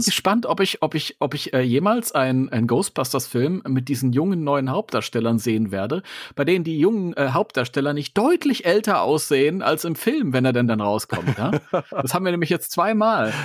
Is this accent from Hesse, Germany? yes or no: yes; Hesse, Germany; Ich bin Hesse.